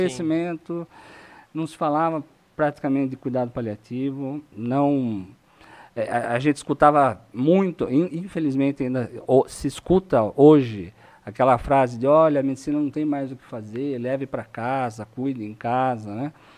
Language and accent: Portuguese; Itu, São Paulo, Brazil; also born or lived in Sorocaba; eu tenho 49 anos, nasci em Itu